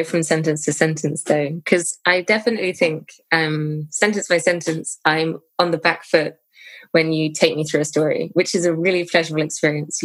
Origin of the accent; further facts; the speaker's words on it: United Kingdom; as a British person